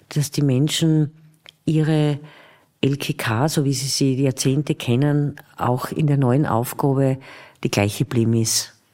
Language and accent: German; Vienna, Austria; Ich liebe meine Stadt und ich kenne jede Ecken und mein Grätzl da, wo ich aufgewachsen bin und lebe.